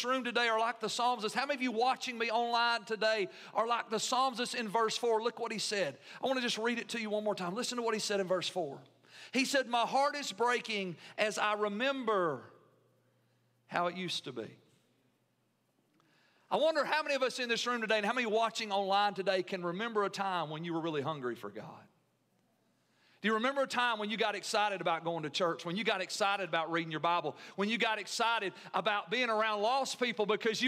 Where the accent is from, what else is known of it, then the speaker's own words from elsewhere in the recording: United States; as an American